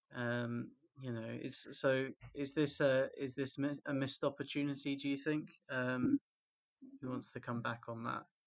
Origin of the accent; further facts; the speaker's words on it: Stevenage, East of England, United Kingdom; in my hometown in Stevenage